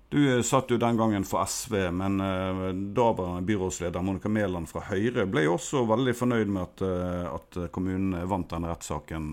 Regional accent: Bergen, Vestland, Norway; Som bergenser begge

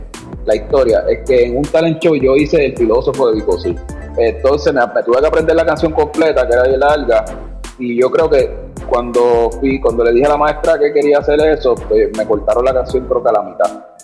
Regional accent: Carolina, Puerto Rico; also born or lived in New York; yo empecé a juntarme con los chamaquitos, los muchachos de, Carolina, y llegué a ir a, Viernes de Rap siendo un niño

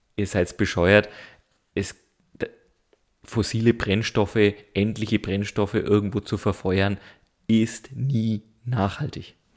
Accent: Germany; als Deutsche

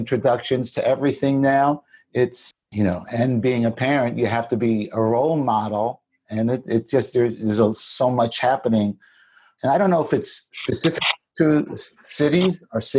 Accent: New York, United States; now in New Jersey, United States; I live in New Jersey, even though I do. I still feel like I live in New York, and I'm a New Yorker.

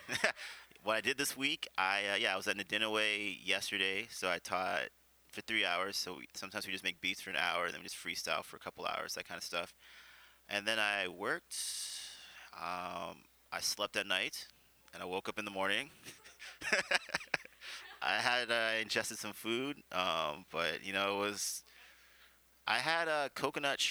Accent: Vancouver, British Columbia, Canada; I grew up in the West End, which was all Filipino, you know, when I went to General Wolfe

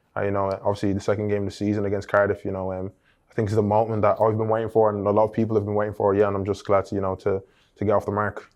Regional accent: Ireland; now in England; as a little boy, you know, growing up in Ireland

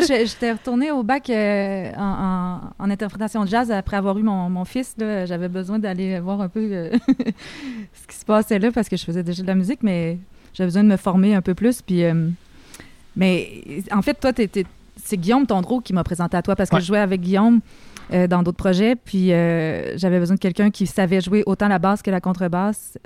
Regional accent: Saint-Michel-de-Bellechasse, Quebec, Canada; dans mon petit village quand j'étais petite à Saint-Michel-de-Bellechasse

